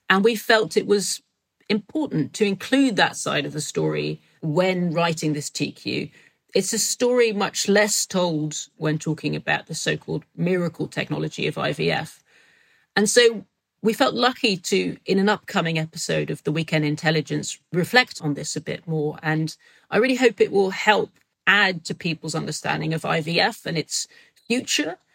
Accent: Macon, Georgia, United States; accent: Southern drawl; I'm from Macon, Georgia. I've lived here all my life.

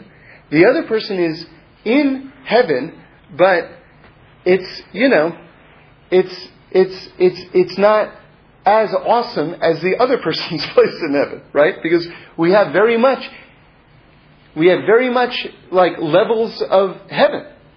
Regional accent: New York City, New York, United States; when I was growing up in New York City

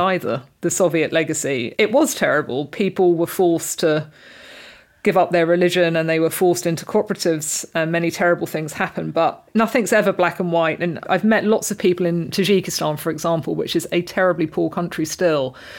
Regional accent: Reading, South East England, United Kingdom; moved away; I grew up in a really multicultural part of Reading

